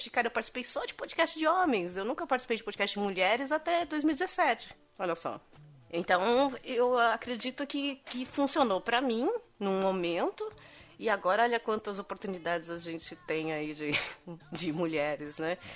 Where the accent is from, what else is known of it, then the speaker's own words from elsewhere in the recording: São Bernardo do Campo, São Paulo, Brazil; eu sou de São Bernardo.